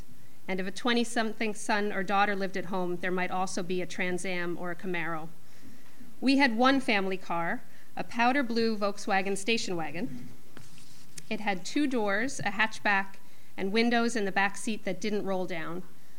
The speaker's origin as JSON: {"language": "English", "town": "New York City", "region": "New York", "country": "United States", "tie": "born or raised there", "said": "Being born and raised there means always being a bit of an outsider."}